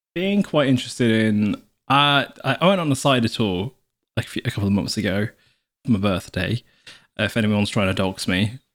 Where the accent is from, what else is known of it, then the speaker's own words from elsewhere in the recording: South Wales, United Kingdom; moved away; if you imagine a triangle, we are the bottom left of the triangle in South, where we came from